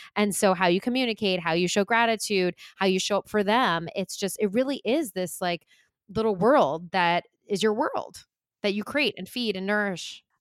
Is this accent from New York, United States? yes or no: yes; Long Island, New York, United States; now in New York City, United States; I grew up on Long Island